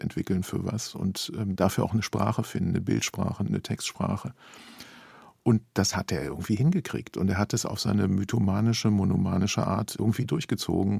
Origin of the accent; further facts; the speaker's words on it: Germany; als Deutsche